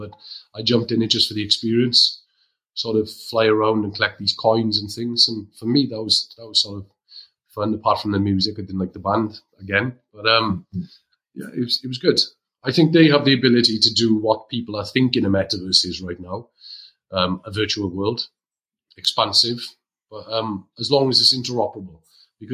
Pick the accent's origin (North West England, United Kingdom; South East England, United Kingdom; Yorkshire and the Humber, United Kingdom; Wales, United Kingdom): Wales, United Kingdom; as a Welshman